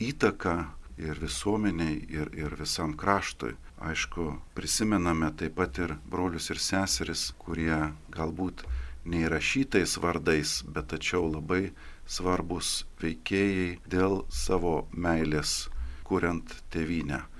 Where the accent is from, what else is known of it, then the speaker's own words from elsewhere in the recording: Lithuania; Taigi mes, kaip lietuviai, brendome ilgus amžius dėka tų iškilių asmenybių